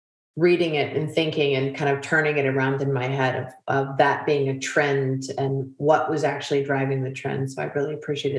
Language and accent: English; United States; accent: American; you all can hear from my accent, I'm American